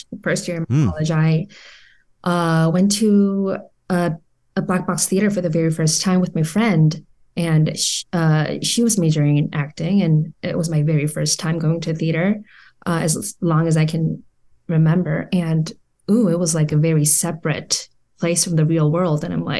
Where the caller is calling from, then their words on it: California, United States; Orange County.